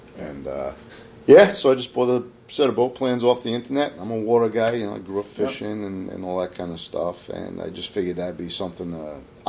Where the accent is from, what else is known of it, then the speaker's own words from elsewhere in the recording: New York City, New York, United States; now in Kingston, United States; I'm from Staten Island originally.